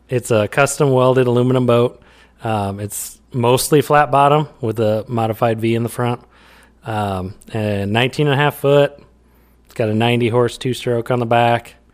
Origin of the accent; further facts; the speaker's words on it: Iowa, United States; We're two guys from Iowa